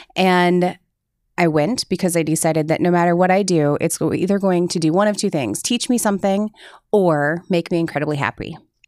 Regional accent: Cedar Rapids, Iowa, United States; So I was born in Cedar Rapids.

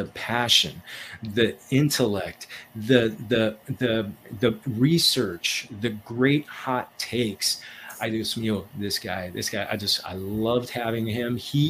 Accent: Los Angeles, California, United States; Well, my hometown Rams won last year, so I'm good for a long, long time when it comes to that.

